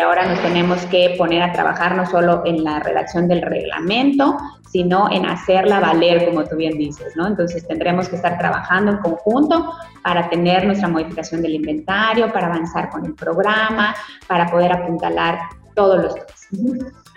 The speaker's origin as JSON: {"language": "Spanish", "region": "Yucatán", "country": "Mexico", "said": "como yucatecos"}